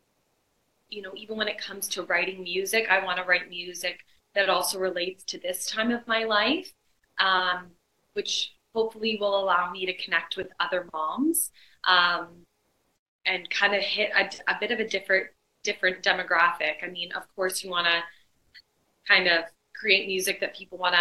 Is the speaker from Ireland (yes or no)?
no; London, Ontario, Canada; Born and raised in London, Ontario